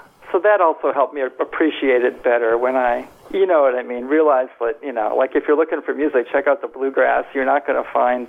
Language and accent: English; Milwaukee, Wisconsin, United States; Generally, the Milwaukee area.